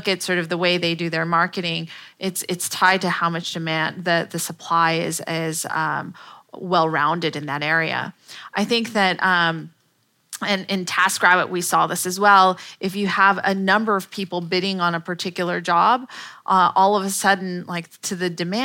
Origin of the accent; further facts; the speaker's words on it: Palo Alto, California, United States; I'm from Palo Alto